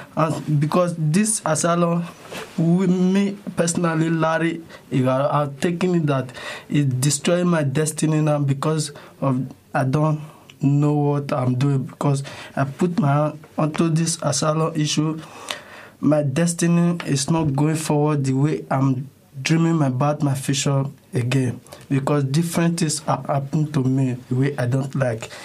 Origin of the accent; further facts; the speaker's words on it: Nigeria; moved away as an adult; now in Germany; I'm from Nigeria